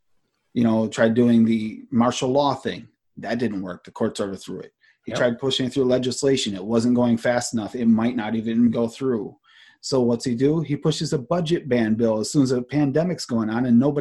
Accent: Watertown, New York, United States; moved away as an adult; also born or lived in New Hampshire / Vermont; I grew up in New York

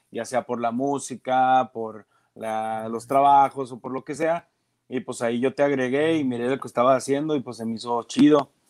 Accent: Mexico; Pues para qué le busco por otro lado si soy mexicano y es lo que, lo que más o menos sé hacer.

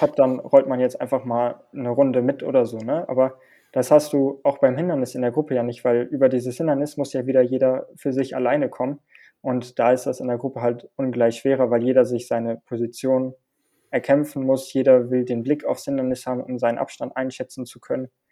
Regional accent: Hilden, North Rhine-Westphalia, Germany; moved away; bei uns in Hilden auf der Anlage

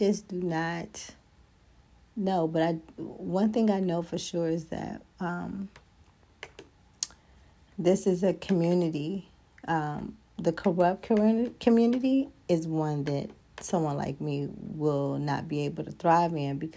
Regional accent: United States; we're not born with as an American

